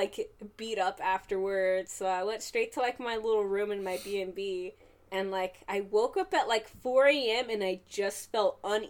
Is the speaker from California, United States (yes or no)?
yes; the Bay Area, California, United States; I'm from the Bay.